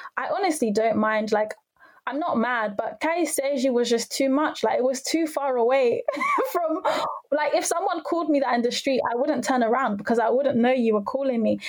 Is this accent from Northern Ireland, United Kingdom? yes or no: no; London, United Kingdom; I'm from North London.